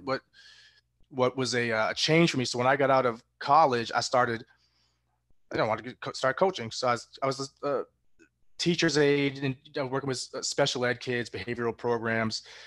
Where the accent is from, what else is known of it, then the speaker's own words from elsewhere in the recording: Massachusetts, United States; I was born in Massachusetts